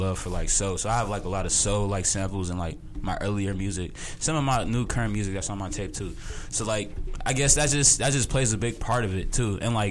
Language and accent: English; Chicago, Illinois, United States; we're all from Chicago.